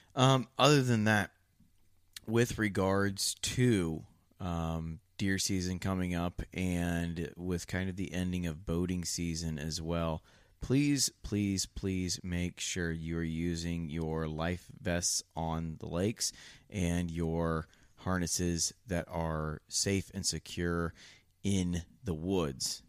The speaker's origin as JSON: {"language": "English", "region": "Ohio", "country": "United States", "moved": "yes", "said": "I'm from Ohio"}